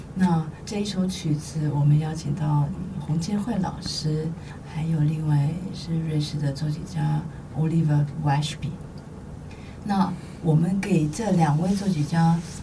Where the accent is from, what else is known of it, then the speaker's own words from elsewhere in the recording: Taiwan; moved away as an adult; 我在台湾出生长大，受到台湾的培养